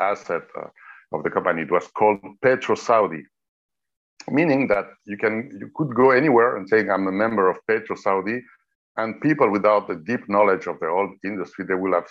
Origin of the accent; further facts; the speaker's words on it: Geneva, Switzerland; moved away as an adult; also born or lived in Thailand; I was born in Geneva in the 60s, in 1966 to be precise